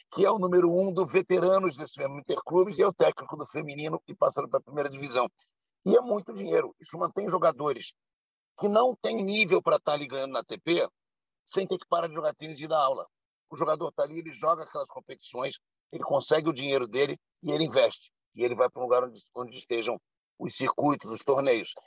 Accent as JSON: {"language": "Portuguese", "region": "Rio de Janeiro", "country": "Brazil", "said": "nós que somos do Rio de Janeiro, ou que pelo menos moramos nos arredores do Rio de Janeiro"}